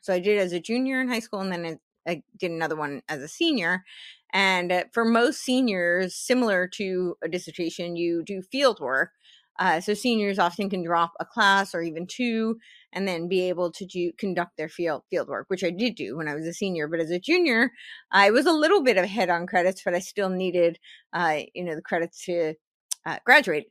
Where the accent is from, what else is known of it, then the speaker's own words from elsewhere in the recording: New Jersey, United States; I grew up in New Jersey